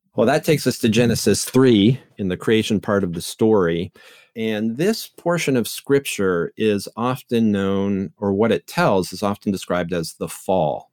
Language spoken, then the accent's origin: English; Canada; moved away as an adult; also born or lived in England; now in St. Louis, United States; I grew up in Canada